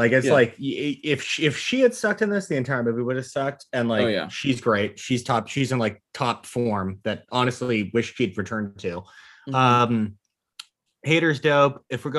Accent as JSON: {"language": "English", "town": "Napa", "region": "California", "country": "United States", "tie": "born or raised there", "said": "I grew up in Napa. I had a skateboard. I had a Shih Tzu."}